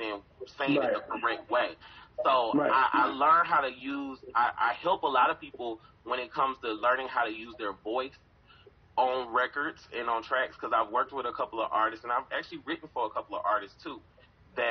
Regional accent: College Park, Georgia, United States; I'm from Atlanta

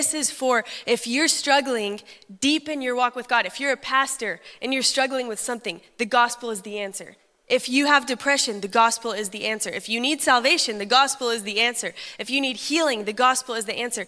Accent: Texas, United States; I'm from Texas

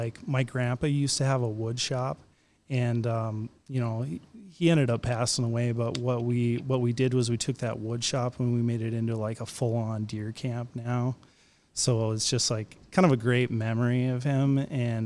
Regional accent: Minnesota, United States; I grew up in Minnesota

